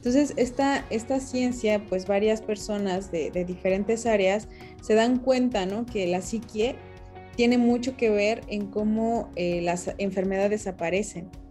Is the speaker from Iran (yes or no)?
no; Mexico City, Mexico; yo nací en la Ciudad de México